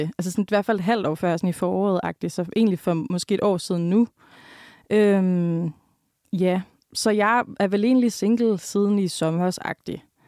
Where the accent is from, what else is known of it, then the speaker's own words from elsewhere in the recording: Jutland, Denmark; er du jyde? Og så er jeg sådan, ja